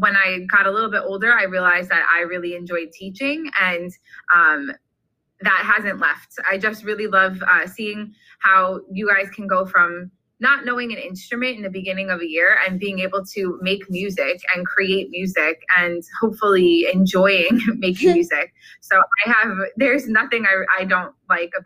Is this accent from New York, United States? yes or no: yes; Long Island, New York, United States; moved away as an adult; also born or lived in Fredonia, New York; now in New Jersey, United States; I grew up on Long Island